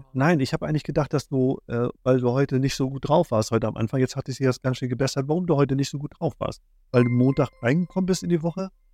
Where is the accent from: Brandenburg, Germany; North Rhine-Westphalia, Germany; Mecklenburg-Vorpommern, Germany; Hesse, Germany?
Mecklenburg-Vorpommern, Germany; Schwerin; Wir kommen aus Schwerin.